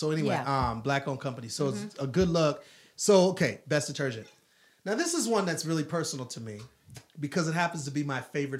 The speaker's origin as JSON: {"language": "English", "region": "Wisconsin", "country": "United States", "said": "I'm from Wisconsin."}